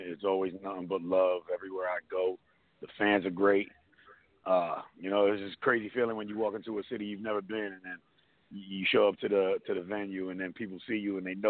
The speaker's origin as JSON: {"language": "English", "town": "New York City", "region": "New York", "country": "United States", "tie": "born or raised there", "also_born_or_lived": "Brooklyn, New York", "said": "From Staten Island, New York. I was born in Brooklyn, but I was pretty much raised out here almost my whole life."}